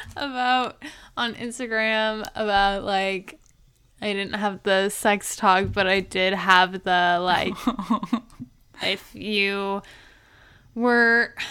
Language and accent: English; the South, United States; growing up in the South